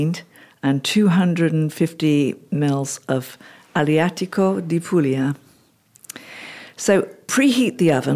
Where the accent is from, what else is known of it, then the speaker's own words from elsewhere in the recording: Stoke Prior, West Midlands, United Kingdom; I was born in the Midlands, in the West Midlands, in a little village called Stoke Briar, near to a town called Bromsgrove, near to the county of Worcestershire. And so we were brought up on a council house estate in Worcestershire